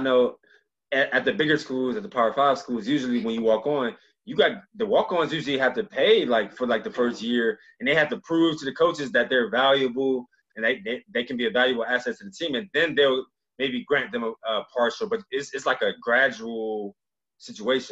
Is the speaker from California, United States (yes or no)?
no; Cleveland, Ohio, United States; moved away as an adult; also born or lived in Iowa City; my good friends that I grew up with in Cleveland